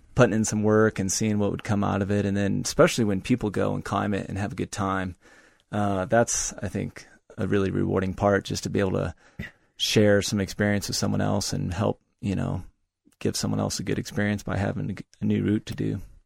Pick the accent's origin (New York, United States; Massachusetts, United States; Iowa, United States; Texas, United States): Iowa, United States; Monticello; moved away as an adult; also born or lived in Loveland, Colorado; now in Colorado, United States; I spent seven months in Monticello, Iowa, uh, my hometown, living with my parents before I moved to Colorado